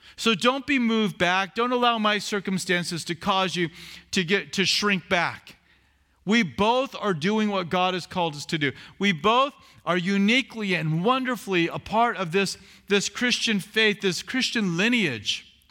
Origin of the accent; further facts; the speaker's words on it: Southern California, United States; I was from Southern California